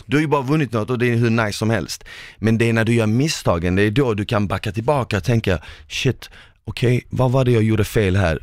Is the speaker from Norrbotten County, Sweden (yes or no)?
no; Malmö, Skåne, Sweden; en kille från Malmö